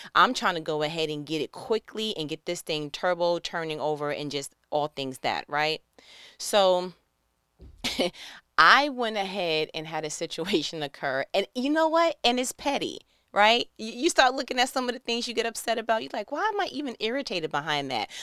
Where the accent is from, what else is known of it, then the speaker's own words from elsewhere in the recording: New York, United States; moved away as an adult; I am from New York